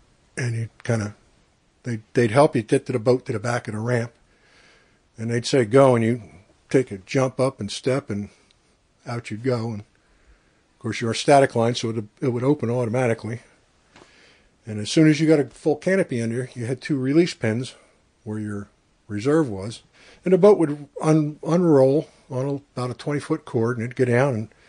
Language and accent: English; Branchville, New Jersey, United States; now in Pennsylvania, United States; Sussex County, about 20 miles south of Port Jervis.